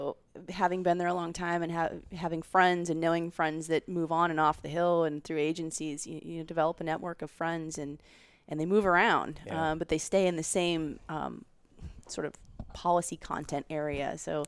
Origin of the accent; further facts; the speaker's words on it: Montana, United States; So I spend a lot of time still in my home state of Montana getting outside as much as I can